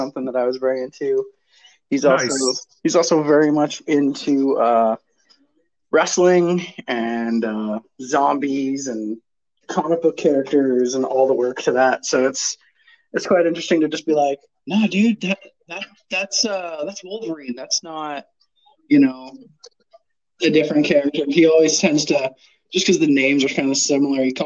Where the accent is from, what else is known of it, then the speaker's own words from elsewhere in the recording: Toronto, Ontario, Canada; moved away as an adult; now in Guelph, Canada; I actually grew up in Toronto